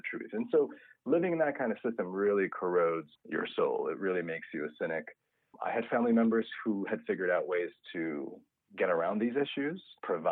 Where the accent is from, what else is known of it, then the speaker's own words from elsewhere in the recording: Minsk, Belarus; now in United States; I was born in what was then the Soviet Union. Now it's a independent country called Belarus. I'm from Minsk, which is the capital.